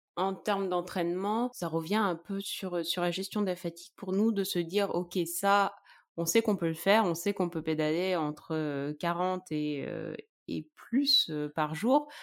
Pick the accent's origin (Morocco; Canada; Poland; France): France; Charente, near Angoulême, Nouvelle-Aquitaine; Je viens de Charente, un petit village près d'Angoulême